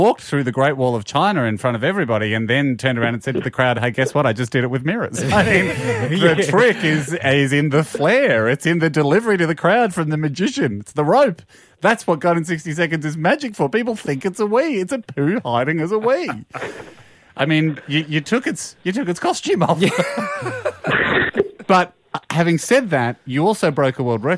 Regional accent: Victoria, Australia; we're Victorian boys. We grew up in Victoria

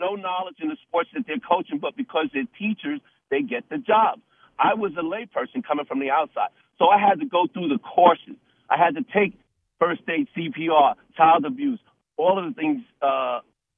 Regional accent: Mount Vernon, New York, United States; I'm from Mount Vernon, New York

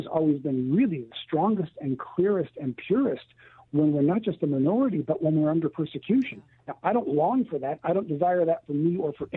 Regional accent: Canada; moved away as an adult; now in California, United States; I've lived all of my life, born and raised in Canada, but lived all of my ministry life in California

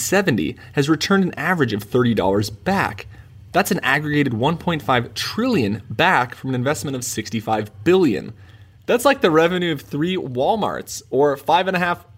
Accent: California, United States; Most of this is in California, my home state.

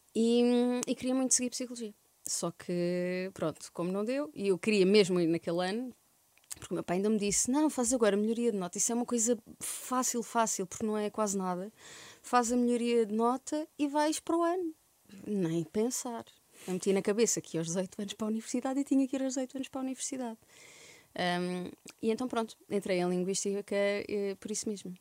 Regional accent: Algarve, Portugal; moved away as an adult; also born or lived in Santiago do Cacém, Alentejo / Évora; now in Lisbon, Portugal; Em Santiago do Cacém, aos 3 anos fui morar para, para o Algarve, cresci no Algarve até aos 18 anos, depois vim para Lisboa

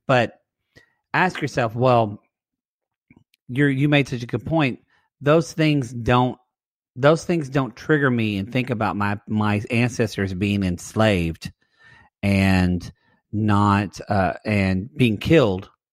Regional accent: Southern Oklahoma, United States; moved away; I'm from Southern Oklahoma

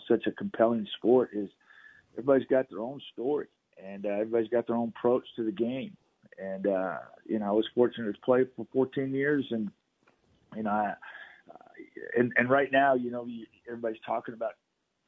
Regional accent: Texas, United States; moved away; growing up in Texas

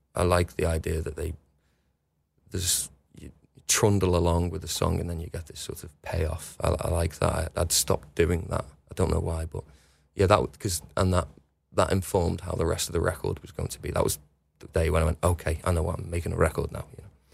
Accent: West Kirby, North West England, United Kingdom; I can literally see North Wales from my bedroom window, and always have done. I grew up on the front, on the coast, and there's a river called the River Dee in between West Kirby and Wales

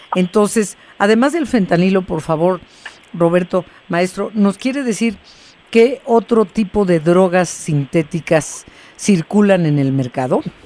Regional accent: Mexico; como mexicanos

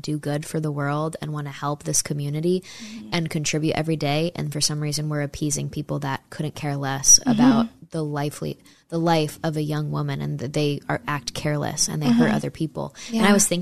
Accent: East Coast, United States; also born or lived in Texas; now in Phoenix, United States; I'm from the East Coast.

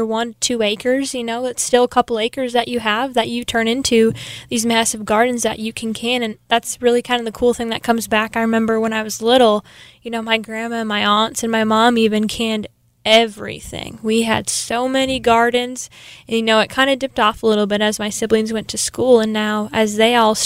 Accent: New York Mills, Minnesota, United States; moved away as an adult; now in Sioux Falls, United States; I'm originally from New York Mills, Minnesota. It's about 30 miles east of Fargo

